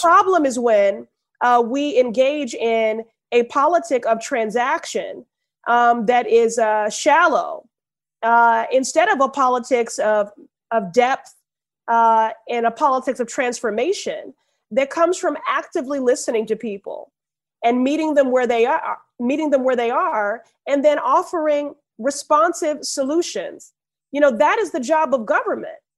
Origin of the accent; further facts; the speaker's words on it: Chicago, Illinois, United States; moved away as an adult; also born or lived in Ohio; now in Boston, United States; growing up in Chicago